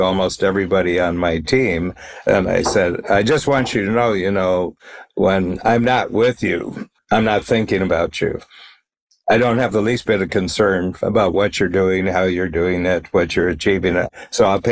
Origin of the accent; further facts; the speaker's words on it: United States; moved away as an adult; now in Toronto, Canada; I'm an American to the bone